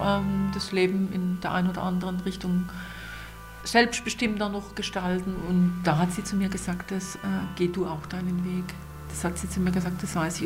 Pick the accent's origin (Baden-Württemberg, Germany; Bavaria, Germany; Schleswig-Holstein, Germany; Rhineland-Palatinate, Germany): Baden-Württemberg, Germany; Renchtal, Black Forest; accent: Badisch (Renchtal dialect); first language Badisch dialect; moved away as an adult; also born or lived in Bamberg; Ich bin hier im Renchtal aufgewachsen, am Rund vom Schwarzwald. Und mein Erstspruch war eben Badisch